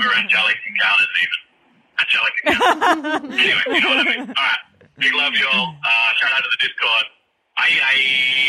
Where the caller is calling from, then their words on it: Boorloo in Whadjuk Noongar country, Western Australia, Australia; calling from Bula in Wajak.